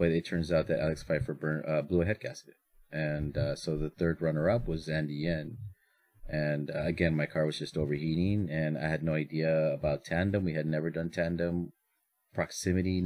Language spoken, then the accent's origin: English; Mexico; moved away; I'm a true beaner and I was born in Mexico and I came from nothing